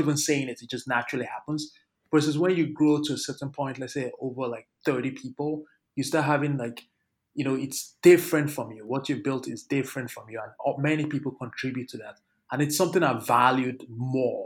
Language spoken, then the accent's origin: English; Lagos, Nigeria; moved away; So I grew up in Lagos and I actually grew up in one of the poorest parts of Lagos